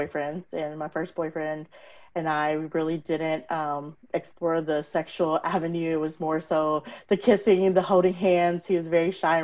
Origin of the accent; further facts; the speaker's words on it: Texas, United States; My parents are from India. I was born and raised in Texas